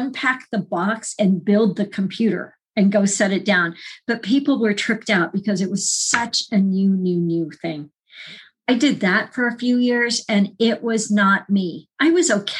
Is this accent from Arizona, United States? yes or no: yes; Phoenix, Arizona, United States; moved away as an adult; also born or lived in Colorado / California / Vermont; I'm a woman from Phoenix